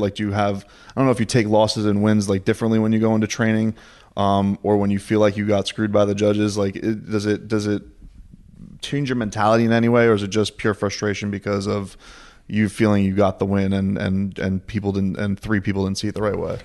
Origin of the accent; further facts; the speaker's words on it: Deerfield Beach, Florida, United States; We're at Sanford M M A in Deerfield Beach, my hometown